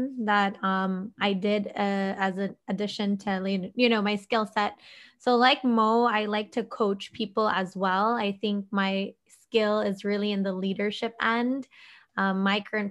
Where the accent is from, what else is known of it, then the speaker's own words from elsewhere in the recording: Philippines; coming from an Asian family, I'm Filipino